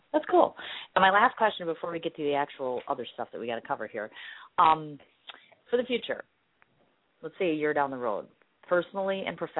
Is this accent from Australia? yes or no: no; Ireland; I'm an Irish woman. We like to party and we like to be sassy and we like to be very naughty.